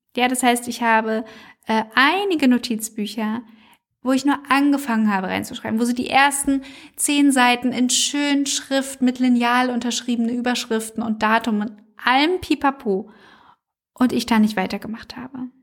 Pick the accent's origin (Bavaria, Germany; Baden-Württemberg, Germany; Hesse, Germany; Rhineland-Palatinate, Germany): Hesse, Germany; Frankfurt; aus meiner Heimatstadt Frankfurt